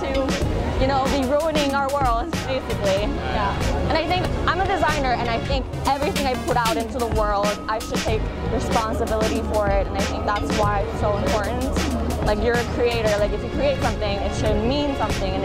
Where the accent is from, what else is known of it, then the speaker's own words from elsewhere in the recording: Midwest U.S., United States; moved away as an adult; also born or lived in Korea / New York / Paris / Milan; I was raised in the U.S. most of my life, and I grew up in the Midwest U.S.